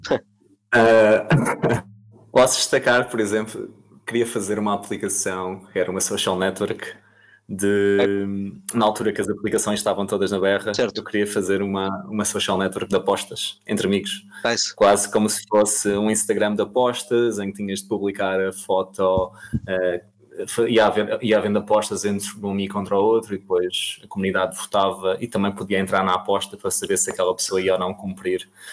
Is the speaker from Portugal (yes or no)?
yes; Almada, Setúbal, Portugal; sou natural da Almada, venho de uma família bastante humilde